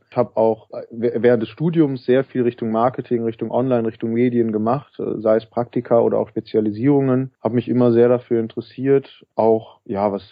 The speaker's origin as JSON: {"language": "German", "town": "Cologne", "region": "North Rhine-Westphalia", "country": "Germany", "tie": "born or raised there", "said": "also ich komme aus Köln ursprünglich, äh, bin hier aufgewachsen"}